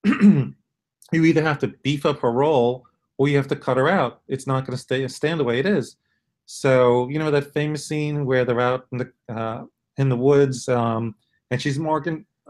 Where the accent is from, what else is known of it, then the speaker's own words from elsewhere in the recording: New York City, New York, United States; moved away; I'm originally from Brooklyn